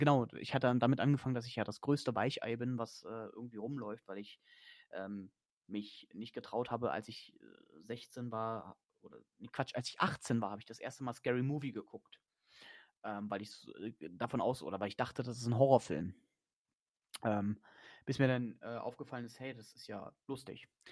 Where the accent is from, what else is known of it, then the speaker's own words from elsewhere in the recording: Germany; da bin ich Deutscher